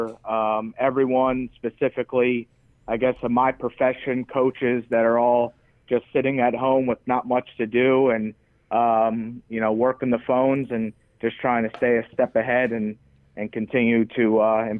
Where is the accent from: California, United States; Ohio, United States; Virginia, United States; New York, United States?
New York, United States; moved away as an adult; now in Nebraska, United States; Being a New Yorker